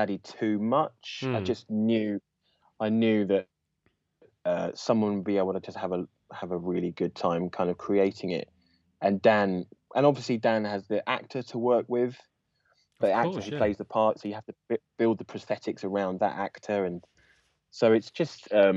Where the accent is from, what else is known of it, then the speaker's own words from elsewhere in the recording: London, United Kingdom; I'm from London